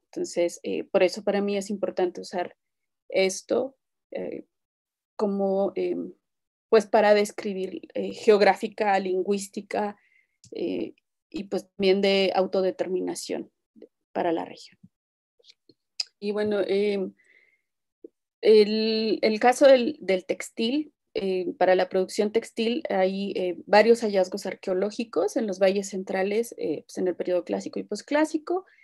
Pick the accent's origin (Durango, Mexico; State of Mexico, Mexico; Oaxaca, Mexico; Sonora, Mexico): Oaxaca, Mexico; Rincón region; el rincón Shita, que es pues, de donde, no sé si todos vienen de allá, pero este, pues es de donde yo soy